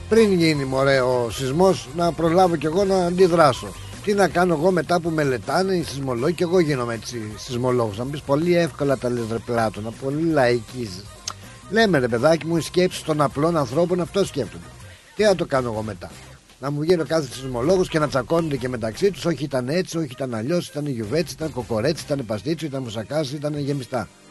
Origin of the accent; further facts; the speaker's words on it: Greece; έχουμε φιλότιμο εμεί οι Έλληνε